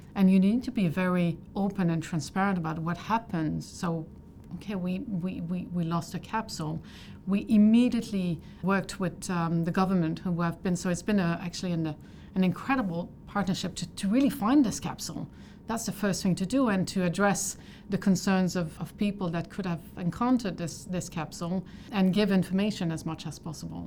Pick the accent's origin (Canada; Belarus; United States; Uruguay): Canada; I'm Canadian